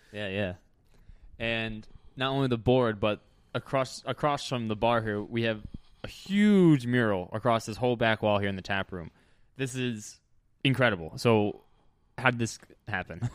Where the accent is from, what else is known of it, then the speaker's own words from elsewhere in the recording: New Jersey, United States; moved away; my home state of New Jersey